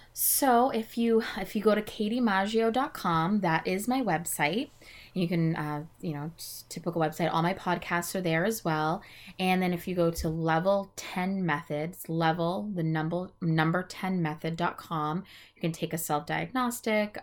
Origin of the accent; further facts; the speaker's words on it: New England, United States; I am from New England